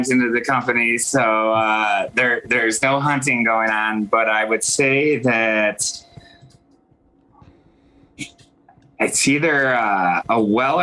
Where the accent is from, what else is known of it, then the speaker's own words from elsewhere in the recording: Midwest, United States; I'm from the Midwest